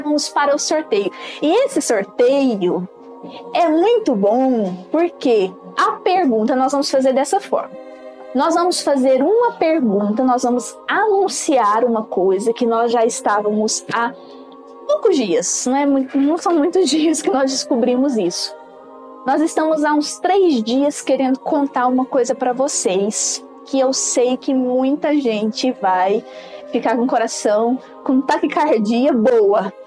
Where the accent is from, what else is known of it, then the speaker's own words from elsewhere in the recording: Brazil; eu sou brasileira